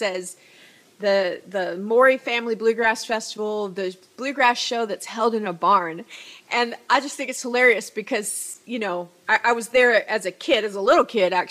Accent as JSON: {"language": "English", "region": "Minnesota", "country": "United States", "said": "I am from Minnesota, and my parents play bluegrass music"}